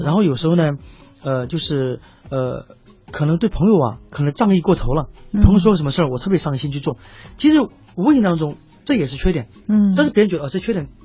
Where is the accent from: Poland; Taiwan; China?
China; Sichuan; now in Beijing, China; 像我，就是北漂，我是四川人